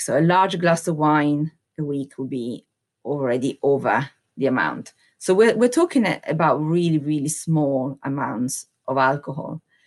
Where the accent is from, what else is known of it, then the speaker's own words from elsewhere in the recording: Italy; now in United Kingdom; I'm Italian, hundred percent Italian, naturalized as British citizen, So I have seen and lived in two different cultures